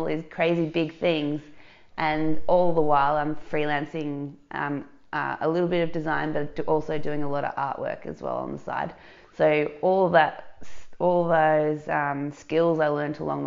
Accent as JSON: {"language": "English", "area": "Dandenong Ranges", "region": "Victoria", "country": "Australia", "tie": "born or raised there", "also_born_or_lived": "Melbourne, Australia", "lives_now": "Surf Coast, Australia", "said": "I grew up in the Dandenong Ranges"}